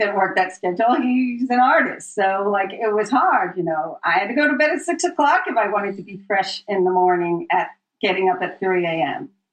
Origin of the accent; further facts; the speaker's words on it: Philadelphia, Pennsylvania, United States; moved away as an adult; also born or lived in New York City; I grew up in the Philadelphia area